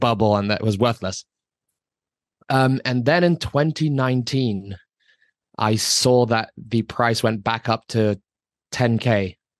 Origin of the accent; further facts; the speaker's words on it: Hong Kong; I grew up in Hong Kong. I lived in Hong Kong for twenty-five years.